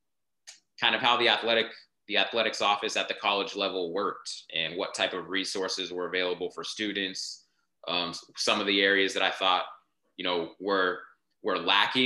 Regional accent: Lancaster, California, United States; I grew up in Lancaster, California, which is like high desert, still considered LA County

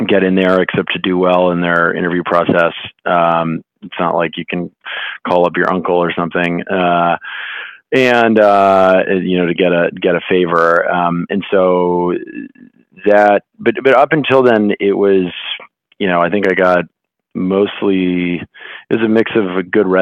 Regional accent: Greenwich, Connecticut, United States; I grew up in Greenwich, Connecticut, which is a, you know, reasonably finance heavy town.

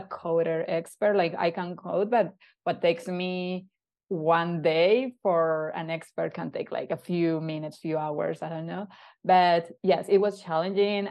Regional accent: Colombia; moved away as an adult; now in Canada; move away from my hometown

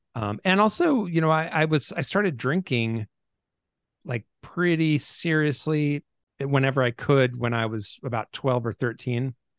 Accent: Seattle, Washington, United States; I grew up in the Pacific Northwest.

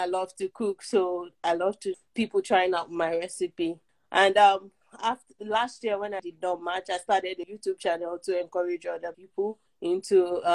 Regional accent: Nigeria; moved away as an adult; also born or lived in Dominica; I'm originally from Nigeria

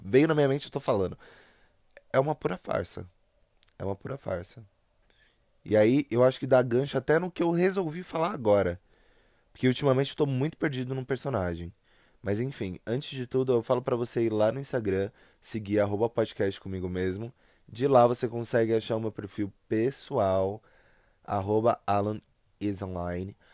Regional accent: São Paulo, Brazil; accent: paulista; Eu sou de São Paulo. Né? Eu sou do estado de São Paulo, moro na região metropolitana

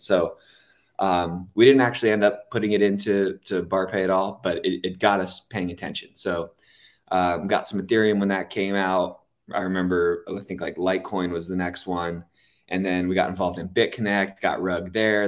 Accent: Los Angeles, California, United States; I'm from Los Angeles

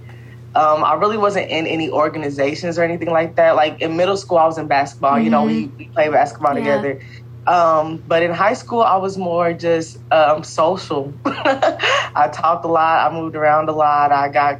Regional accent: Brownsburg, Indiana, United States; also born or lived in Pike Township, Indiana; Growing up in the Midwest

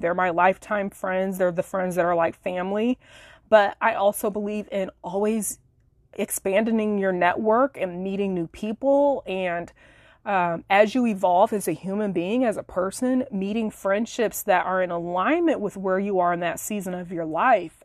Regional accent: Illinois, United States; moved away as an adult; now in Florida, United States; we relocated across the country from Illinois to Florida late last year in twenty nineteen. And we were both living in my hometown at the time

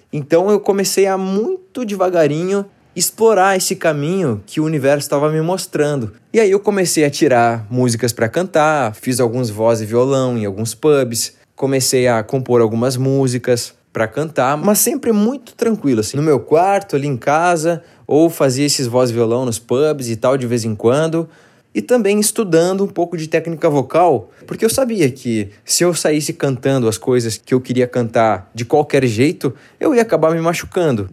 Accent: Porto Alegre, Rio Grande do Sul, Brazil; moved away as an adult; now in São Paulo, Brazil; eu sou gaúcho, eu sou de Porto Alegre. Tudo isso eu vivi em Porto Alegre. Quando eu vim para São Paulo, isso foi em 2011

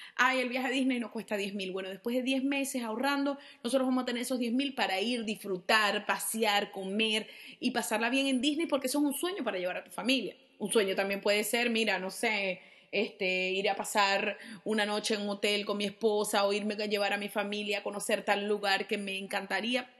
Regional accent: Venezuela; yo soy venezolana

